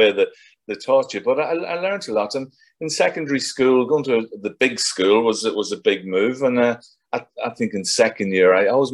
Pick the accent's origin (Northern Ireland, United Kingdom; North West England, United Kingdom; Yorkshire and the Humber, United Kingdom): Northern Ireland, United Kingdom; South Armagh; moved away as an adult; also born or lived in London; now in England; I was brought up in South Armagh. I lived in the border.